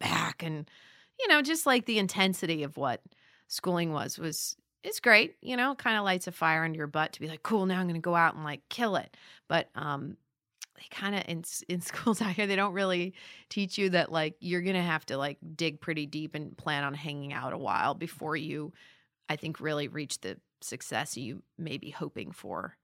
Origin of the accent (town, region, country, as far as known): Las Vegas, Nevada, United States; born or raised there; moved away as an adult; also born or lived in Boulder, Colorado; now in Los Angeles, United States